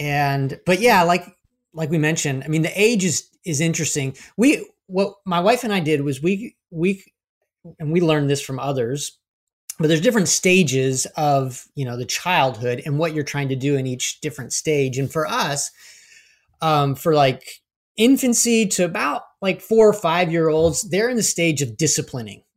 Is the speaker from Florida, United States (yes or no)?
yes; Florida, United States; we grew up in Florida